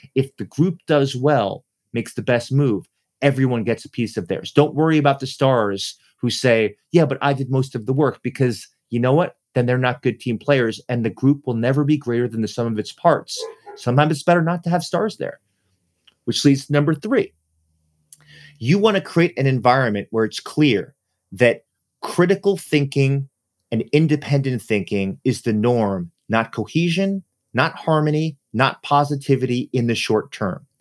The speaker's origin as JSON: {"language": "English", "town": "New York City", "region": "New York", "country": "United States", "said": "I'm from New York City"}